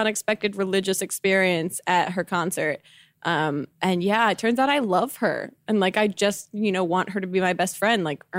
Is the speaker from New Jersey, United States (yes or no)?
yes; New Jersey, United States; I'm from New Jersey.